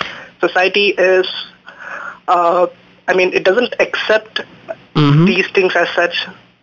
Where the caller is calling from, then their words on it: Bangalore, Karnataka, India; I'm calling from Hennur.